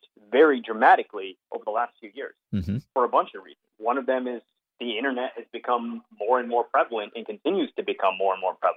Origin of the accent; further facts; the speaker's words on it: Hong Kong; I grew up in Hong Kong